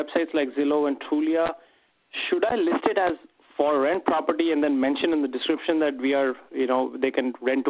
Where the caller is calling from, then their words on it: Minneapolis, Minnesota, United States; I'm from Minneapolis.